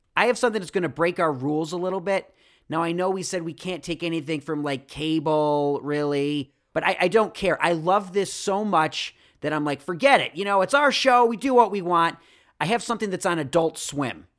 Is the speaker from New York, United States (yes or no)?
yes; Rochester, New York, United States; I'm from Rochester